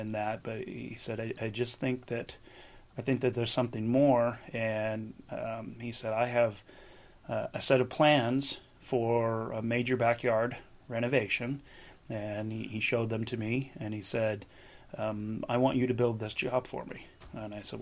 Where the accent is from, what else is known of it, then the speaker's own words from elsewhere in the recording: Buffalo, New York, United States; now in Southern California, United States; I grew up in Buffalo and, cold winters and everything.